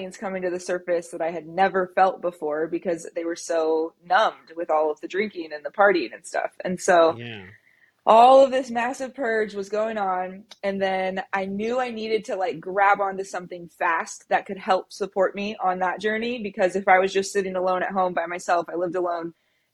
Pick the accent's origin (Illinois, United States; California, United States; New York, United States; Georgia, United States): California, United States; Central Valley; also born or lived in San Diego; I'm from the Central Valley in California. That's where I was born and raised